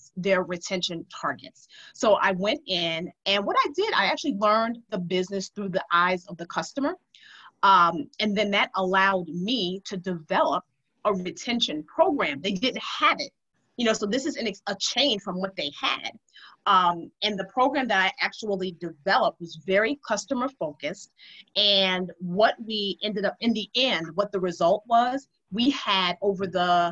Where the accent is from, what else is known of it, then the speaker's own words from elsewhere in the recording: New York City, New York, United States; I grew up in Harlem, and I'm going to just be clear, the old Harlem, not the new Harlem